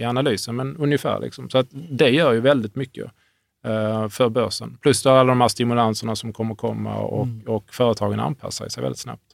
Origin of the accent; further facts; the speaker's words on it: Hörby, Skåne, Sweden; i Hörby där jag växte upp.